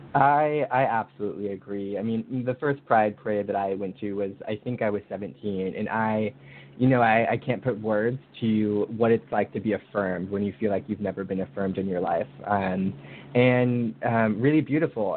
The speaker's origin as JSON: {"language": "English", "region": "Northern California", "country": "United States", "tie": "born or raised there", "also_born_or_lived": "Santa Barbara, California", "said": "I am from California, born and raised"}